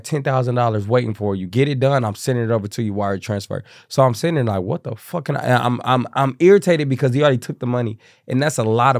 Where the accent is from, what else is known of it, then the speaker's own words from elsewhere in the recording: Kansas City, Missouri, United States; moved away as an adult; now in Atlanta, United States; So I'm from Kansas City, Missouri.